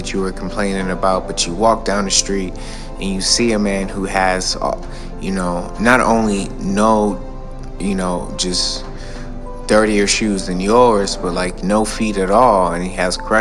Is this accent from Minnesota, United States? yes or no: no; Detroit, Michigan, United States; also born or lived in Atlanta / California / Arizona; now in New York, United States; being born and raised in Detroit